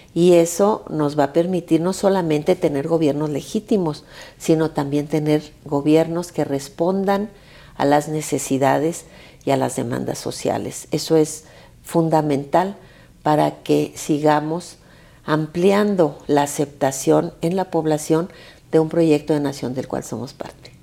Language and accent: Spanish; Zacatecas, Mexico; now in Mexico City, Mexico; yo que soy zacatecana, que mi estado pues es uno de los estados